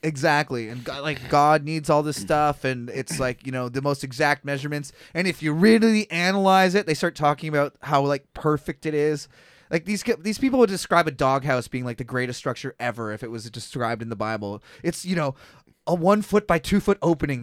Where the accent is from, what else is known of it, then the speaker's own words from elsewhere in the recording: Kelowna, British Columbia, Canada; I was born in Kelowna.